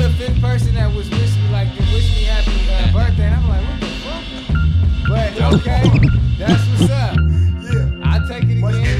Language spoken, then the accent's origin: English; East Coast, United States; now in Oakland, United States; We broadcasting out of Oakland, California. But I grew up on the East Coast